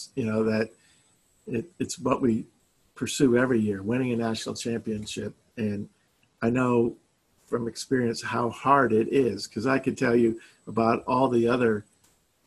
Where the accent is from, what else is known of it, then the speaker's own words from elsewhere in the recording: Fort Lauderdale, Florida, United States; moved away as an adult; also born or lived in Maryland; now in Oklahoma, United States; I'm born and raised in Fort Lauderdale, Florida